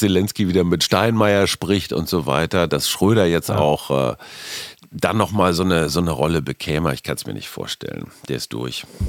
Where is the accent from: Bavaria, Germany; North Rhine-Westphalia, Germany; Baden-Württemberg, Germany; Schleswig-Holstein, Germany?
North Rhine-Westphalia, Germany; Münster; Münster, wie du weißt, ist meine Heimatstadt